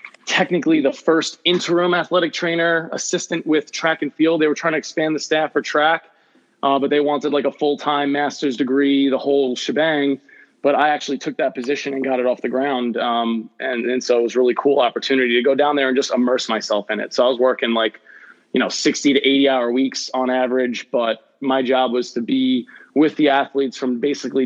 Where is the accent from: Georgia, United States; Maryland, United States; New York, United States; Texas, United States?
New York, United States; Long Island; moved away as an adult; also born or lived in Florida; I'm originally from the Long Island area. So I grew up, you know, right on Long Island.